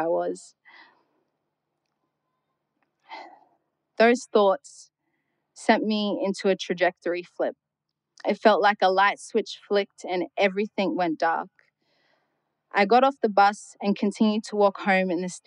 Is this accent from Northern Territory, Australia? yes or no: yes; Darwin, Northern Territory, Australia; born or raised there